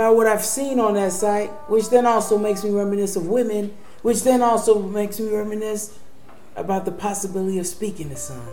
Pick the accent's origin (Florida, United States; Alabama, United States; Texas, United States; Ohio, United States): Alabama, United States; Montgomery; I'm from Montgomery, Alabama.